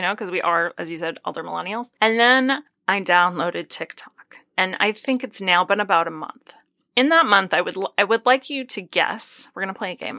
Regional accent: Northeast, United States; I'm from the Northeast. We're from places that are very, like, suburbia and or rural.

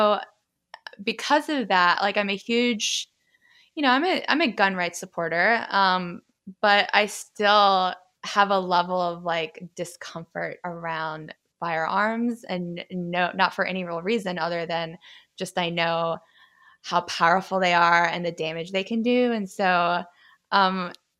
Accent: the South, United States; I'm from the South

